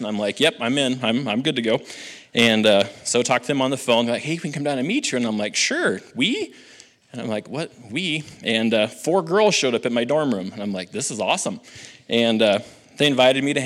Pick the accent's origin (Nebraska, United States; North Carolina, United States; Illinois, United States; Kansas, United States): Nebraska, United States; Halsey; I grew up in Halsey, Nebraska